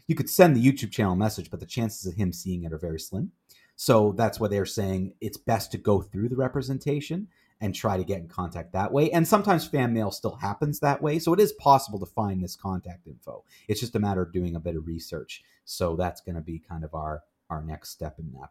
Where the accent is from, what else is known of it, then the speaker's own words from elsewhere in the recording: Canada; also born or lived in Kingston, Ontario; we're in Kingston and we're Canadian